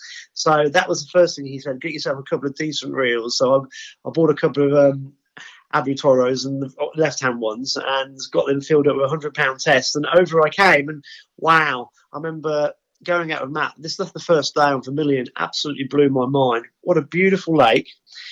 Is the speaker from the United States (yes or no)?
no; England, United Kingdom; And obviously, the Swedes are great because they know I'm English. They'll talk English around me.